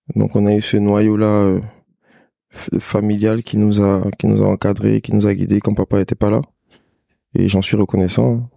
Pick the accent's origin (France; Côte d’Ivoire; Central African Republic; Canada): Côte d’Ivoire; Abidjan; je suis né à Abidjan. J'ai grandi à Abidjan